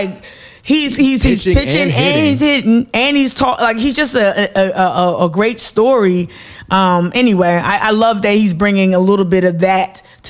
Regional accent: New Jersey, United States; being someone born and raised in the New York metro area, born and raised in Jersey

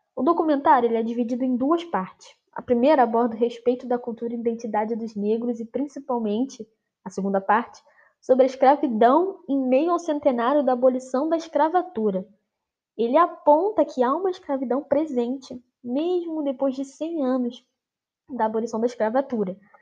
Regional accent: Brazil; nós brasileiros

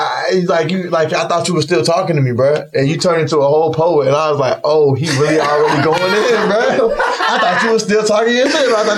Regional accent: Greensboro, North Carolina, United States; also born or lived in Durham, North Carolina; because I'm not from Raleigh. I'm from Greensboro, you know what I'm saying? But I went to school in Durham.

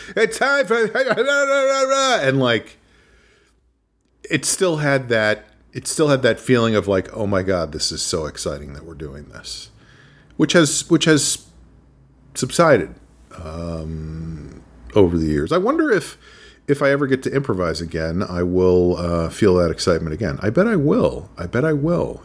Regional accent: New Rochelle, New York, United States; I went to summer school at Iona College in my hometown of New Rochelle

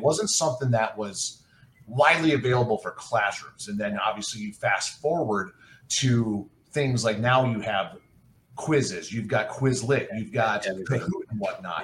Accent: Michigan, United States; growing up in Michigan

